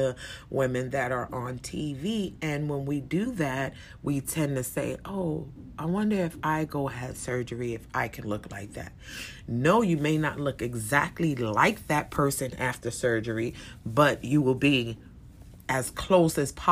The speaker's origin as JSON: {"language": "English", "country": "United States", "said": "we as Americans"}